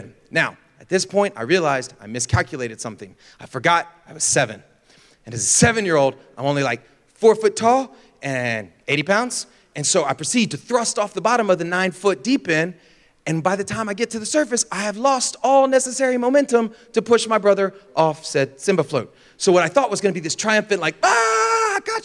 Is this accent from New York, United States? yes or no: no; Florida, United States; I grew up in Florida